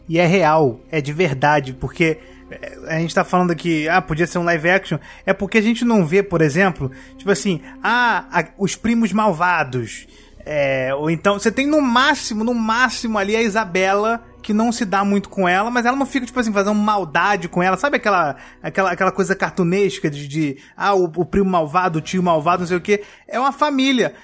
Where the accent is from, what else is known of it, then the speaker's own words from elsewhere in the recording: Brazil; a gente vive no, num lugar que é o Brasil